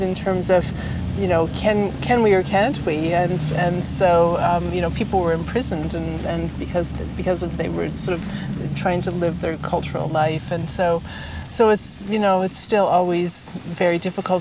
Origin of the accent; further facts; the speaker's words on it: Peterborough, Ontario, Canada; I grew up in Peterborough, Ontario